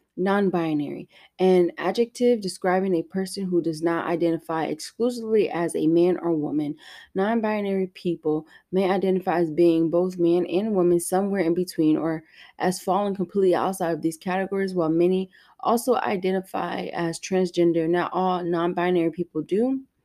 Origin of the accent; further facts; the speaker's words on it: United States; I am that American